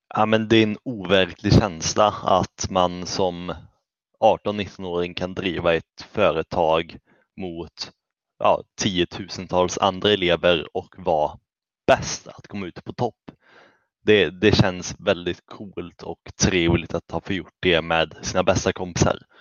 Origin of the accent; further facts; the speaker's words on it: Källby, Västra Götaland, Sweden; jag kommer från Källby